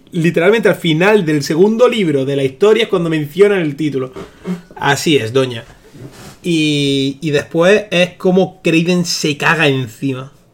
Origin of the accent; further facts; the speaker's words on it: El Ejido, Andalusia, Spain; de aquí de mi tierra